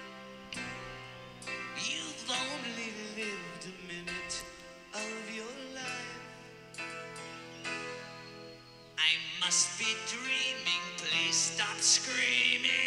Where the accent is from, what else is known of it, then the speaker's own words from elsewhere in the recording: Canada; I'm Canadian